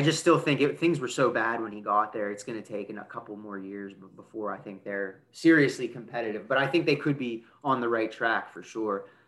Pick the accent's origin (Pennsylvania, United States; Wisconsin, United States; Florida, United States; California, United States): Pennsylvania, United States; Pittsburgh; growing up in Pittsburgh